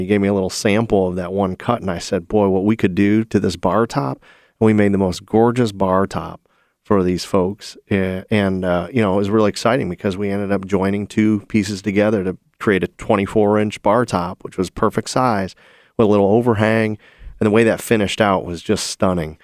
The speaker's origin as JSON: {"language": "English", "town": "Toledo", "region": "Ohio", "country": "United States", "tie": "born or raised there", "said": "Jamie Farr's hometown. Yeah, there, there it is. My hometown"}